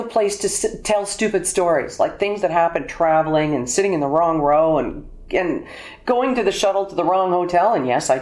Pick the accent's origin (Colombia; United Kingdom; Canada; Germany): Canada; Alberta; moved away; also born or lived in Toronto; I was born in Alberta